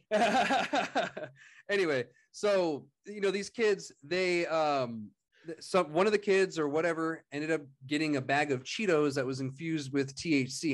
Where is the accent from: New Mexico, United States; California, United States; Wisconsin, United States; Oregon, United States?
New Mexico, United States; Otero County; moved away; went down to Otero County, my hometown area